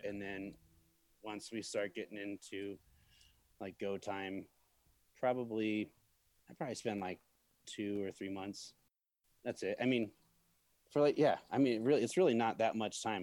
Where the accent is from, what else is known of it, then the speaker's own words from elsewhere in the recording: Peoria, Illinois, United States; I grew up in Peoria, fucking Illinois.